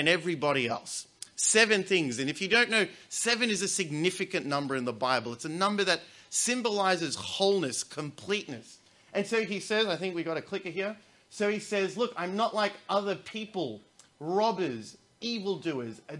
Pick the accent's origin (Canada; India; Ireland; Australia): Australia; As an Australian